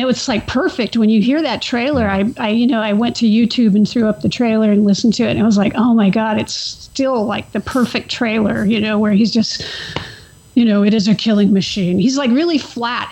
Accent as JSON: {"language": "English", "area": "Central Coast", "region": "California", "country": "United States", "tie": "born or raised there", "said": "I grew up in the Central Coast region"}